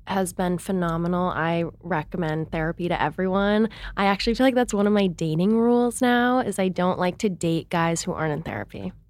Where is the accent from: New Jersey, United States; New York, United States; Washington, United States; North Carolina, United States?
Washington, United States; Seattle; I'm from Seattle, Washington, but I kind of came from this sheltered bubble there